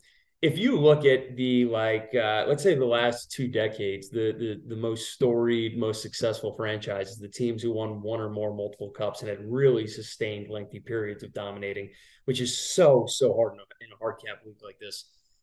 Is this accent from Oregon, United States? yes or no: no; New York, United States; everyone knows I'm from New York, native New Yorker, right?